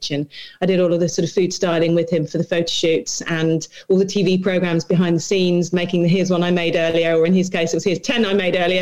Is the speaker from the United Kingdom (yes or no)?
yes; Leicestershire, East Midlands, United Kingdom; I'm from Leicestershire